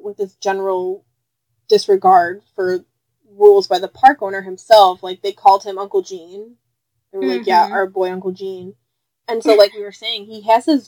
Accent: Chicago, Illinois, United States; We're from Chicago

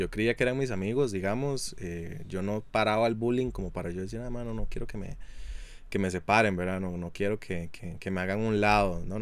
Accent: Hatillo, San José, Costa Rica; yo crecí en un lugar no muy agraciado, un barrio no muy agraciado, y yo crecí en Atillo

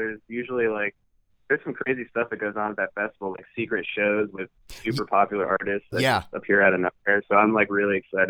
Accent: Columbus, Ohio, United States; we're actually closing the tour with a show in Columbus, which is my hometown.

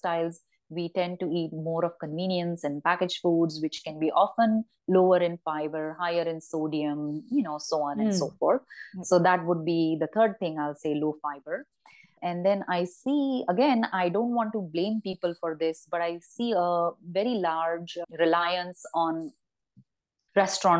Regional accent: Ratnagiri, Maharashtra, India; growing up in Ratnagiri

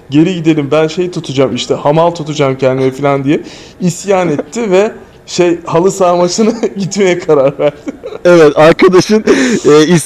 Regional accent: Turkey; Biz Türkler olarak full Arjantin'i destekliyorduk tabii ki.

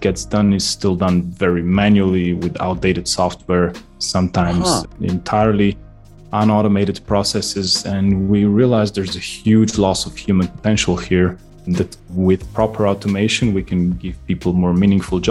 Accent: Slovenia; moved away as an adult; now in London, United Kingdom; originally I come from Slovenia, a small country next to Austria and Italy here underneath the Alps.

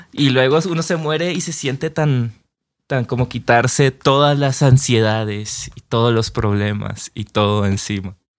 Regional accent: Colombia; yo me crié en Colombia escuchando champeta y mm. salsa y música latina

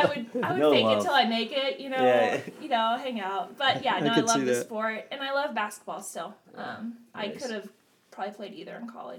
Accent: Wadsworth, Ohio, United States; moved away as an adult; also born or lived in West Palm Beach, Florida; now in Florida, United States; I am from Wadsworth, Ohio, which is a suburb of Cleveland.

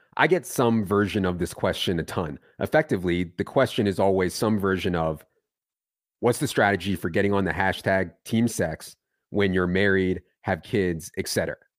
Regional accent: Virginia, United States; moved away; also born or lived in Philadelphia; I grew up in Virginia, not, not Philadelphia

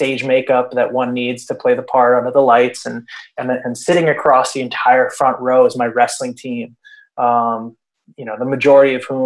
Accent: Princeton, New Jersey, United States; I grew up in New Jersey. I grew up in the Princeton area, and then I moved to North Jersey

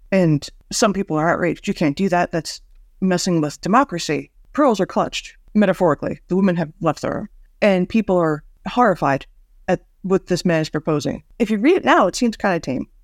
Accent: United States; As an American

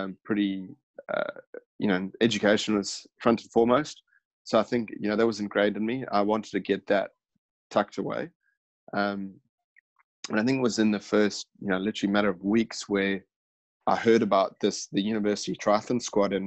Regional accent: Zimbabwe; now in Australia; my home country, Zimbabwe.

